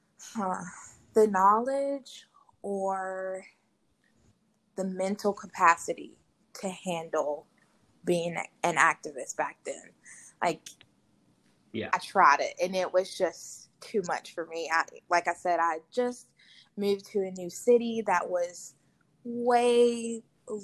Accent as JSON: {"language": "English", "country": "United States", "tie": "born or raised there", "also_born_or_lived": "Mobile, Alabama", "moved": "as an adult", "said": "I'm from Marshall County, which is a county that is currently, from the information that we know, 3.2% black"}